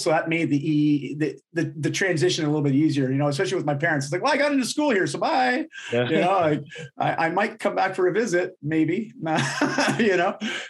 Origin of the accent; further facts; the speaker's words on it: Ontario, Canada; moved away as an adult; growing up in Ontario, it's a lot of lakes. You know, we have Lake Ontario, one of the Great Lakes.